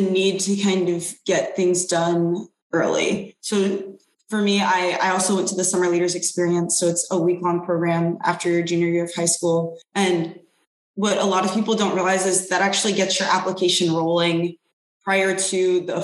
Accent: Detroit, Michigan, United States; moved away as an adult; I grew up in Detroit

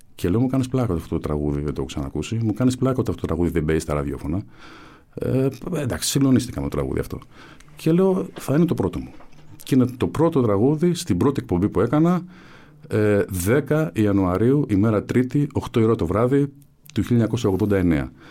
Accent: Athens, Attica, Greece; Εγώ γεννήθηκα στην ε, Κεφαλινίας, ε, βαφτίστηκα στον Άγιο Παντελεήμονα, εκεί έπαιζα.

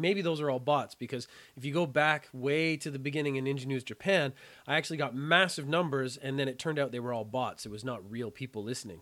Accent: Canada; When I was a child, I was terrible at French, being Canadian. I had to study French in school

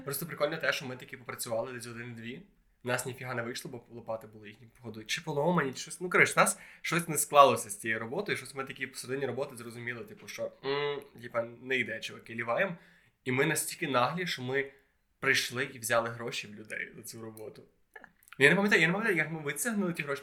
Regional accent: Khodoriv, Lviv Oblast, Ukraine; я в маленькому місці, типу, в Ходрові біля Львова.

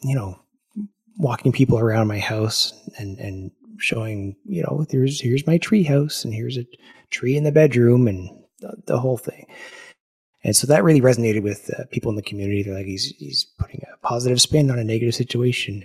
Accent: Ottawa, Ontario, Canada; my hometown of Ottawa

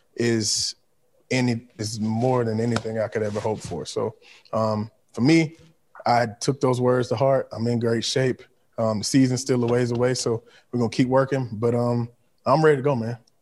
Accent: Mobile, Alabama, United States; also born or lived in Baltimore; So, I'm from the Gulf Coast.

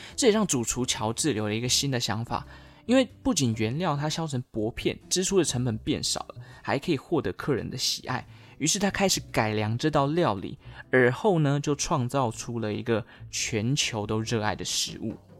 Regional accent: Taichung, Taiwan; 我家乡啦，台中，中台湾

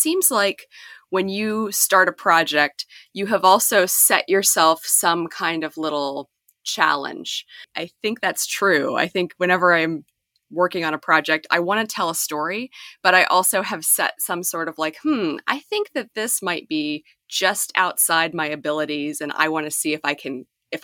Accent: Western Pennsylvania, United States; I grew up in Western Pennsylvania in a small town

